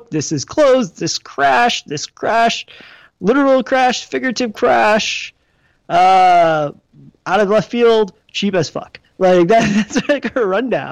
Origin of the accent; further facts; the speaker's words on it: Detroit, Michigan, United States; growing up in Detroit